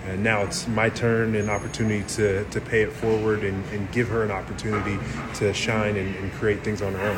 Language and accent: English; Portland, Oregon, United States; Born and raised in Northeast Portland. So I went to Grant High School, went to Fernwood Middle School and Irvington Elementary.